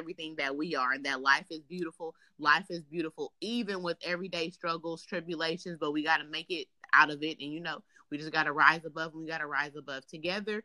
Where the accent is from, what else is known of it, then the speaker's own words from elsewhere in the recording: Oakland, California, United States; now in Sacramento, United States; I was born in Oakland, California. I currently reside in Sacramento.